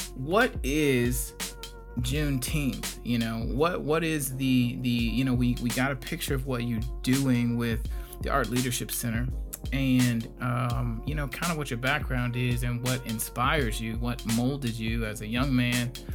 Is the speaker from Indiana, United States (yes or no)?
yes; Gary, Indiana, United States; now in Fort Wayne, United States; I'm from Gary, Indiana originally